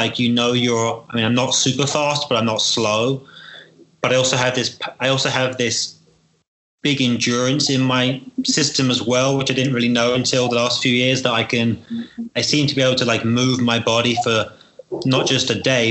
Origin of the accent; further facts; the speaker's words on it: United Kingdom; And maybe it's about being British and being used to the rain.